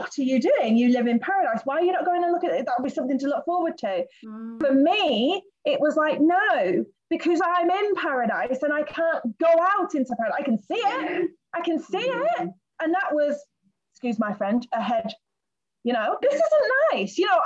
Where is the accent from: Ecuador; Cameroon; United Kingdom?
United Kingdom; moved away as an adult; now in Gran Canaria, Spain; I'm from Britain